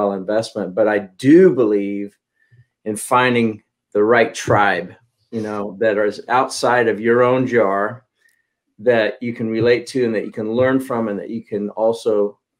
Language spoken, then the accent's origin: English; Kansas, United States; now in Charlotte, United States; I'm from Kansas originally